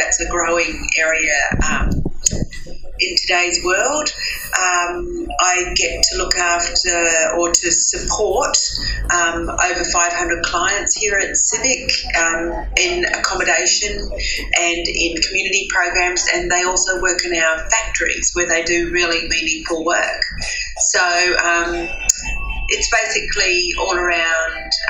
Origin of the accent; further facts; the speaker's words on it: New Zealand; now in Sydney, Australia; Growing up in New Zealand